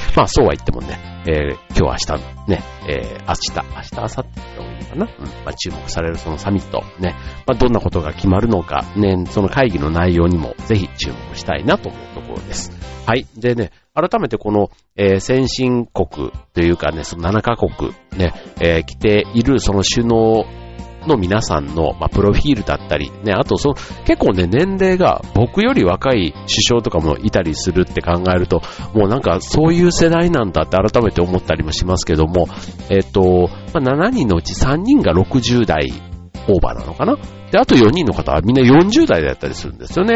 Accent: Kansai, Japan; 僕もあの関西出身なので

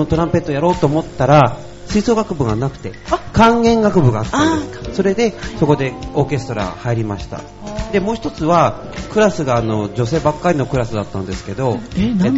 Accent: Noto Peninsula, Ishikawa, Japan; now in Urayasu, Japan; あの出身が能登半島なんですよはい、雪国ですから

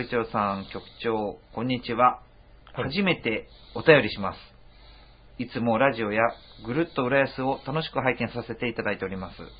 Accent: Ishikawa, Japan; 僕石川県出身

